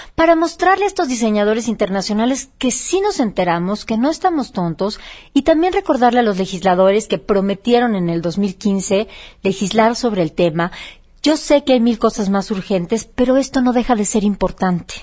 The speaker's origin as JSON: {"language": "Spanish", "region": "Oaxaca", "country": "Mexico", "said": "Oaxaca en este momento que mi tierra lo necesita tanto"}